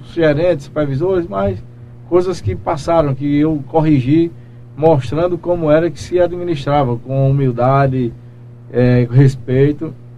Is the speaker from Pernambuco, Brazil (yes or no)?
no; Belém, Paraíba, Brazil; also born or lived in Guarabira; Eu sou natural de Guarabira, nasci em Guarabira, porém moro em Belém desde, desde acho que um mês de nascido